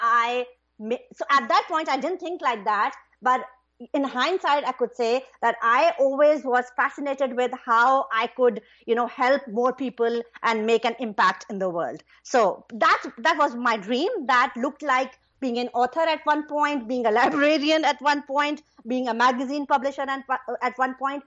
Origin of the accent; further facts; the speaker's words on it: Pakistan; moved away; I'm originally from Pakistan, right? So when I was little, I had a pretty happy childhood